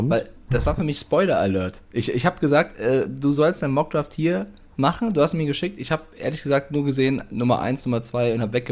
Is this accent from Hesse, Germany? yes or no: yes; Frankfurt, Hesse, Germany; born there; now in Munich, Germany; ich bin 28 Jahre alt, ich wohne gerade in München, bin gebürtig aus Frankfurt